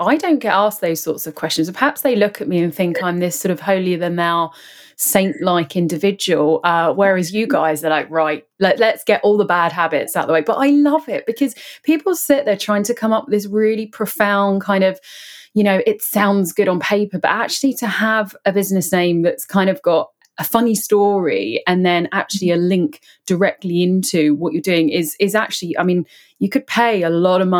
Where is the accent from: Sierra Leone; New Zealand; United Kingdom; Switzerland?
United Kingdom; as a Brit